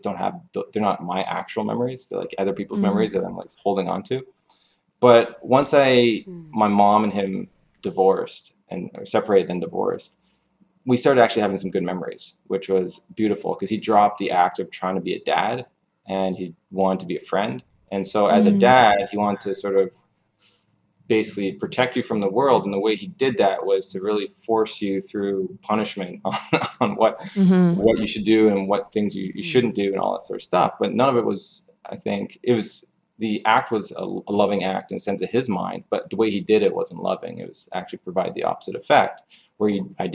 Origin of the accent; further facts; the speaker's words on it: Canada; I'm from Canada.